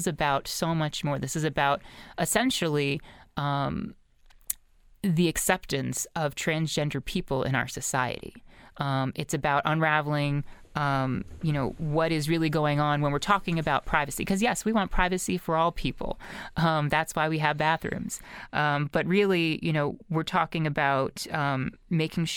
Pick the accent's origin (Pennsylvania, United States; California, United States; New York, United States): Pennsylvania, United States; Lower Merion; My hometown of Lower Marion